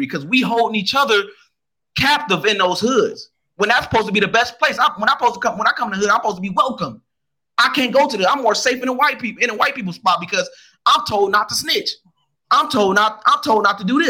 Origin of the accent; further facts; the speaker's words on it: United States; I'm more of American than I am a African, because I don't know Africa. And Africa don't know me